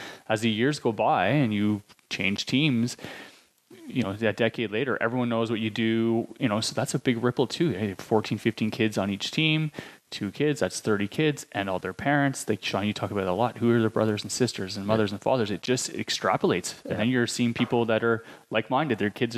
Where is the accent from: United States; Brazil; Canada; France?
Canada; Ontario; I came from Ontario. Like, I had no network here. Didn't grow up here.